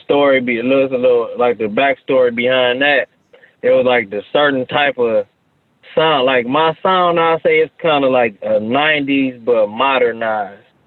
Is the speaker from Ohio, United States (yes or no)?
yes; Cleveland, Ohio, United States; born or raised there; also born or lived in Orlando, Florida